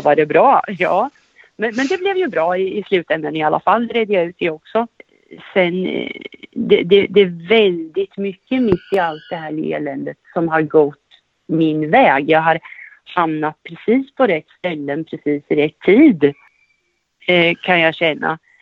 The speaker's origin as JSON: {"language": "Swedish", "town": "Västervik", "region": "Kalmar County", "country": "Sweden", "tie": "born or raised there", "also_born_or_lived": "Norrköping", "moved": "as an adult", "said": "jag är född och uppvuxen i Västervik och på senare år så flyttade jag till Norrköping och har bott i Norrköping cirka 15 år"}